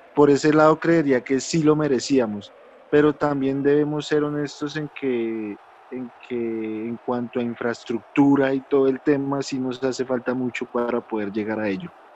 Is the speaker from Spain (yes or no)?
no; Colombia; nosotros como los colombianos que somos